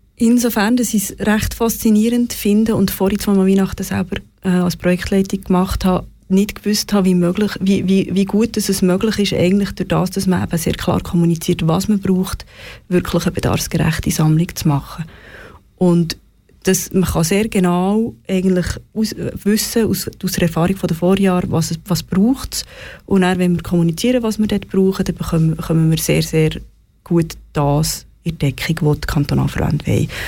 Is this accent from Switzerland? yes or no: yes; Switzerland; wir als Schweizer Bevölkerung